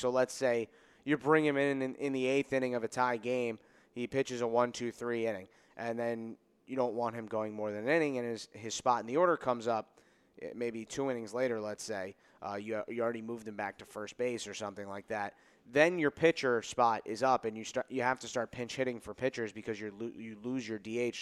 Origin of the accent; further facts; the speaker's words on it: Connecticut, United States; I'm from Connecticut, so New England